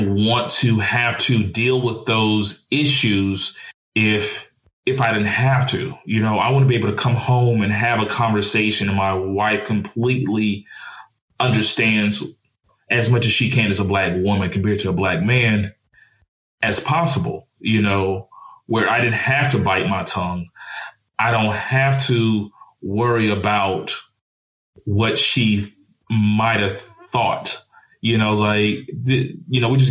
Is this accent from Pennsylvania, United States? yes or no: no; Mobile, Alabama, United States; moved away; also born or lived in Dallas, Texas; I grew up in Alabama and Texas.